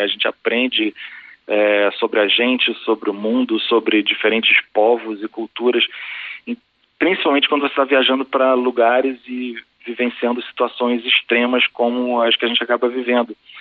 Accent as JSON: {"language": "Portuguese", "country": "Brazil", "said": "ser brasileiro"}